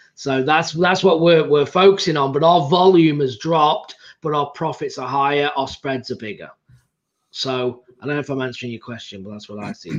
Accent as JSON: {"language": "English", "region": "England", "country": "United Kingdom", "said": "I'm from England"}